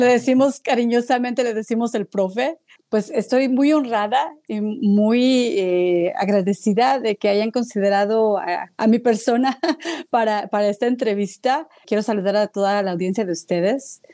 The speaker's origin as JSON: {"language": "Spanish", "region": "Mexico City", "country": "Mexico", "tie": "born or raised there", "moved": "yes", "lives_now": "United States", "said": "yo soy originaria de la Ciudad de México"}